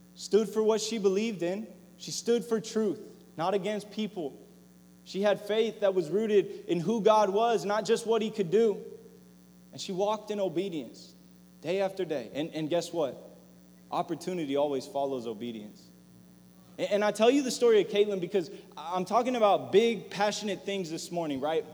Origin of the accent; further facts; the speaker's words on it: La Palma, California, United States; La Palma my hometown